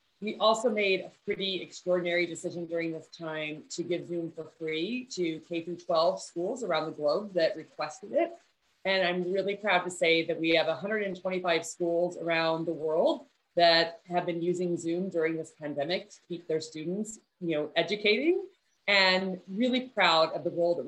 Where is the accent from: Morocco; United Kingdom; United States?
United States; Texas; also born or lived in Midwest; So I was born in the Midwest. We moved around a lot when I was in elementary school. And then finally we came to Texas when I was in junior high. And we moved to a very small rural community in Central Texas.